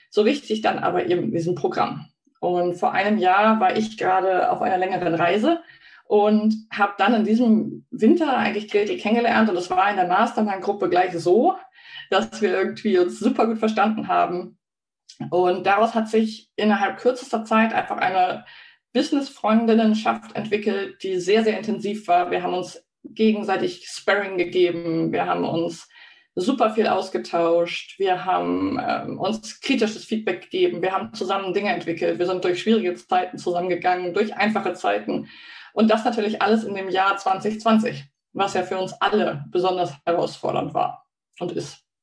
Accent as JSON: {"language": "German", "region": "Hamburg", "country": "Germany", "said": "ich komme aus Hamburg und ich wohne im Wald. Ja, das stimmt."}